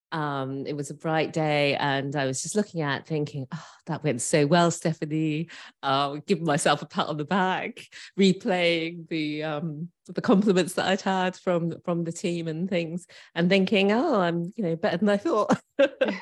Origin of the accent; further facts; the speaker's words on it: Birmingham, West Midlands, United Kingdom; moved away as an adult; also born or lived in Edinburgh; now in Bristol, United Kingdom; I grew up in Birmingham, brought up my son in Edinburgh